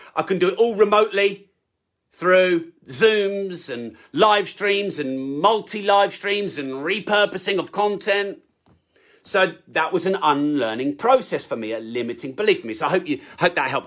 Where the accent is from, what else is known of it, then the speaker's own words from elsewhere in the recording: United Kingdom; I'm British